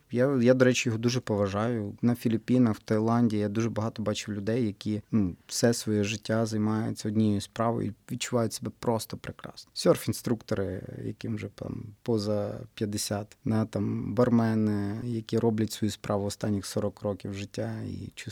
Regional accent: Western Ukraine, Ukraine; стільки у нас на Західній Україні так говорять. У нас ще говорять, так.

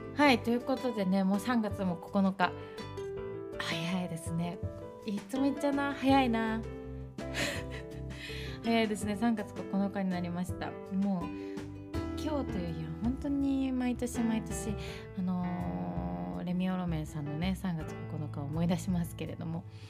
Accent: Shimane, Japan; born or raised there; moved away

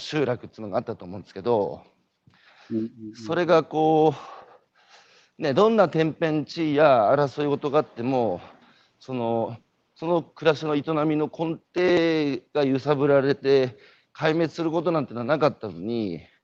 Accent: Hanamaki, Iwate, Japan; 僕のふるさとの岩手県の花巻

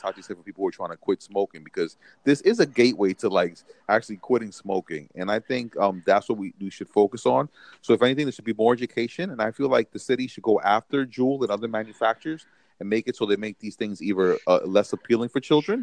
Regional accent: New York City, New York, United States; I'm a New Yorker, and I'm from a very liberal, very progressive city.

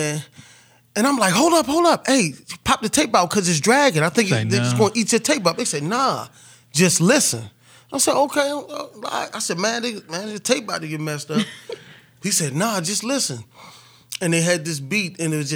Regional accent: Baltimore, Maryland, United States; moved away as an adult; also born or lived in Killeen, Texas; I'm from Baltimore. I'm from a city

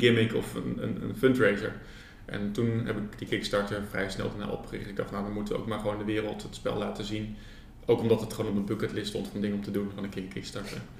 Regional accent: Rotterdam, South Holland, Netherlands; also born or lived in Ede; now in Nijmegen, Netherlands; Ik kom eigenlijk uit Rotterdam en ik heb een tijd in Ede gewoond

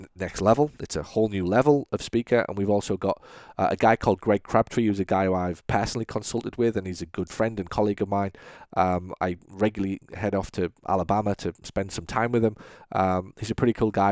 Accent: United Kingdom; now in United States; I'm British

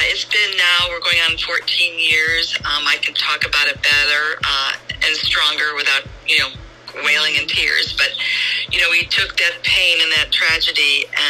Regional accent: Crystal Lake, Illinois, United States; moved away as an adult; now in San Diego, United States; I grew up in Illinois, so we have that in common. Outside of Chicago, northwest of Chicago, a small town called

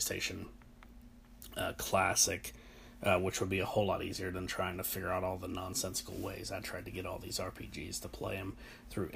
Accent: United States; I'm American

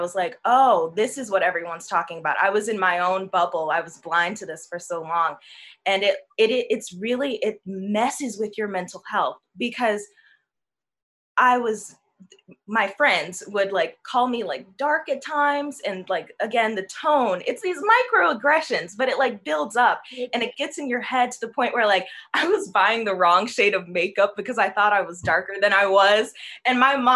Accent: Chicago, Illinois, United States; moved away as an adult; now in Los Angeles, United States; I'm from Chicago, and if you know Chicago, it's very segregated, and I grew up in a very white area.

